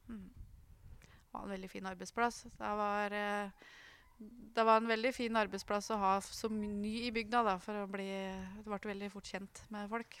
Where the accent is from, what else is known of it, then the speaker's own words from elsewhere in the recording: Trysil, Innlandet, Norway; Når jeg vokste opp eh, i Flendalen, så, så var det sånn pluss-minus 100 innbyggere der.